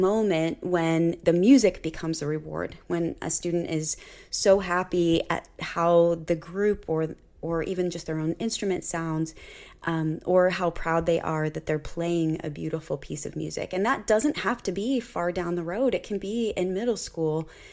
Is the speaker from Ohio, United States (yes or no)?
yes; Cincinnati, Ohio, United States; I grew up in the Cincinnati area